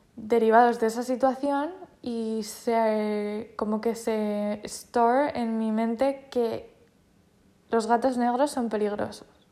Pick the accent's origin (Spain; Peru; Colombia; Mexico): Spain; Yo soy española y todo lo español me parece fenomenal, porque me identifico con ello porque soy española.